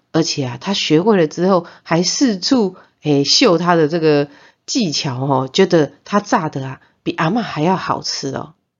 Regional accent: Zhongliao, Nantou County, Taiwan; 我的妈妈是回南投中寮待产的。 啊，我呢是给助产士生出来的

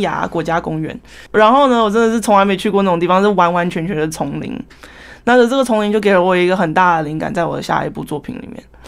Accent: Taiwan; also born or lived in New Jersey, United States; 当初刚来台湾的时候，挫折还蛮大，那时候我才五岁而已

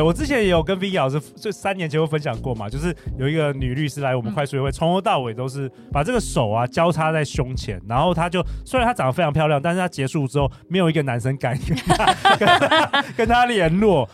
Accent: Taiwan; 我们台湾人

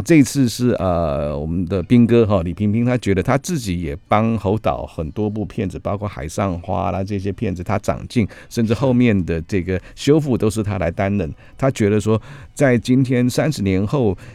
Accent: Taipei, Taiwan; 我就台北长大的小孩嘛

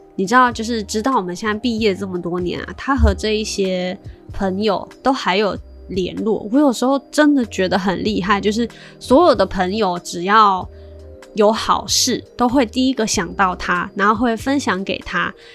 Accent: China; 像我从小算是在大陆长大的嘛

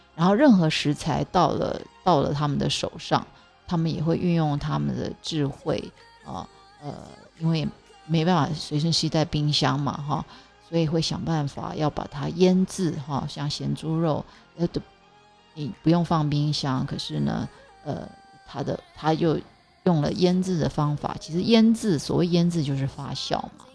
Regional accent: Zhudong, Hsinchu County, Taiwan; also born or lived in Taipei; 所以就把我送到 呃，新竹竹东，哦，我们是客家人

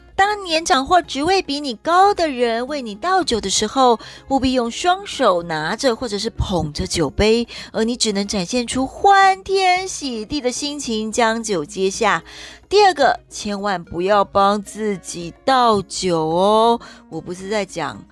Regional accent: Taiwan; 我们台湾人

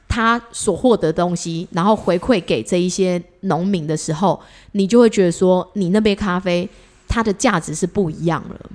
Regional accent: Taiwan; 我们台湾人

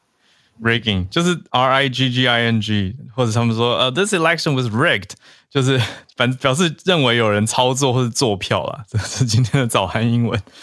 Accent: Taiwan; 我台湾人

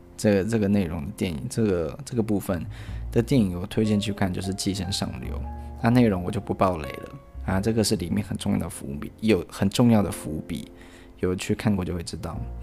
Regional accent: Taiwan; 我们是台湾人

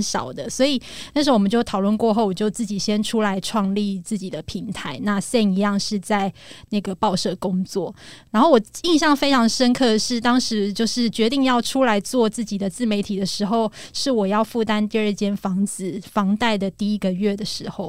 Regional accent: Taipei, Taiwan; moved away as an adult; now in Zhubei, Taiwan; 我是属于脱北者，就是我嗯。是台北人，但是我选择在新竹竹北。 买房，那嗯。跟我的先生工程师一起努力

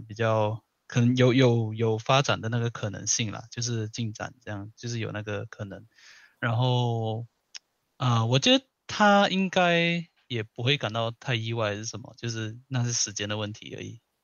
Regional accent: Malaysia; moved away; 我那时候我马来西亚人，然后我读的学校是高中和初中，就是国中一体制的

